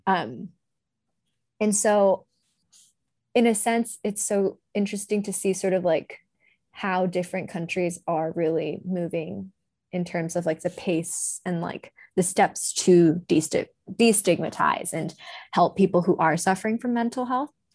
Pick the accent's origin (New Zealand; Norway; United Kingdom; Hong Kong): Hong Kong; moved away as an adult; growing up in Hong Kong